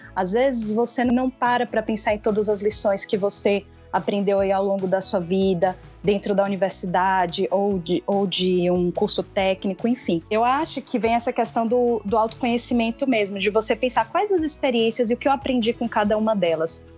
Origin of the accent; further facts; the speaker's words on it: Bahia, Brazil; sou baiana